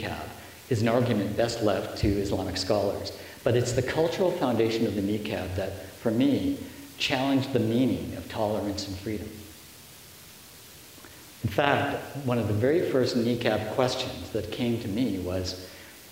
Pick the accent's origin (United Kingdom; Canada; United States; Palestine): Canada; we progressive, sophisticated Canadian voters